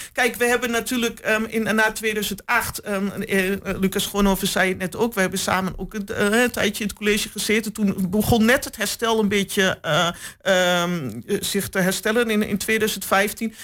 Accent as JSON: {"language": "Dutch", "town": "Hengelo", "region": "Overijssel", "country": "Netherlands", "tie": "born or raised there", "said": "geboren en getogen in Hengelo."}